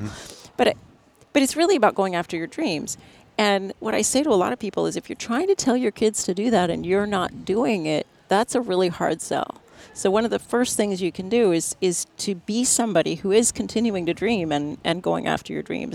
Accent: National City, California, United States; I grew up in San Diego, California

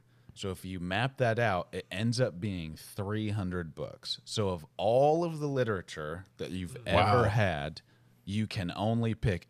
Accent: Boston, Massachusetts, United States; Like, growing up in Boston, I went to Red Sox games all the time, but I never moved back there.

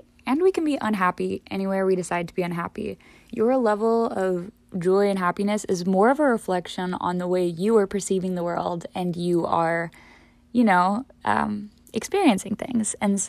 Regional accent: Midwest, United States; The Midwest, I've been saying this a lot lately, the Midwest was never the problem when I was growing up.

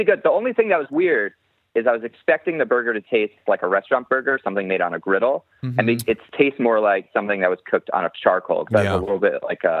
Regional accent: Long Island, New York, United States; now in Los Angeles, United States; I'm from New York also, from Long Island, so I'm not going to go back for Thanksgiving.

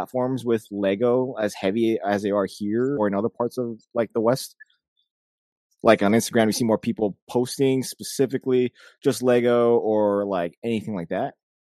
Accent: Philippines; because I'm Filipino.

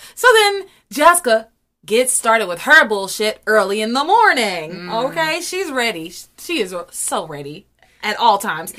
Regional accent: the South, United States; I'm from the South.

